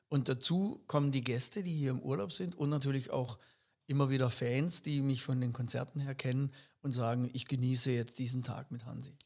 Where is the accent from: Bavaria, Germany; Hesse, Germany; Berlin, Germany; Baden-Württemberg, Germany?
Baden-Württemberg, Germany; Upper Black Forest; now in Ettenheim, Germany; Ich bin ja ursprünglich vom Hochschwarzwald, das liebe ich genauso. Das ist mein Geburtsort, das ist quasi auch ein Stück Heimat.